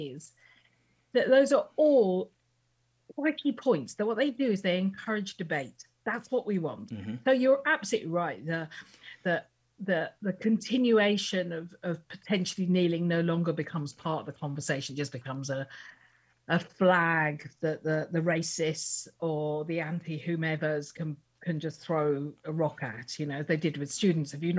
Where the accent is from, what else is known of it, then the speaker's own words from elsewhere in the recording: United Kingdom; I'm a typical, second generation Indian in the UK